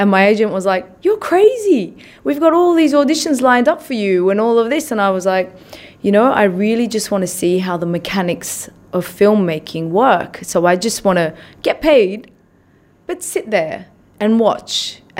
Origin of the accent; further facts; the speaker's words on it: Australia; also born or lived in Iran; I grew up in Australia. Yep.